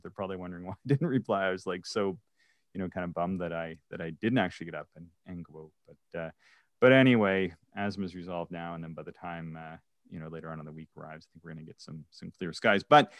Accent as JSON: {"language": "English", "region": "East Coast", "country": "United States", "tie": "born or raised there", "said": "growing up on the East Coast where I'm from, it would be maybe once every 10 years you would get a snowfall like this in October."}